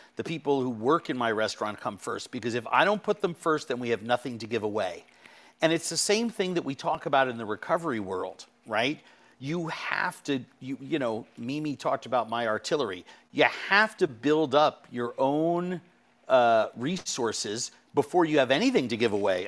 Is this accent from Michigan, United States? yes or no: no; New York City, New York, United States; I'm from New York City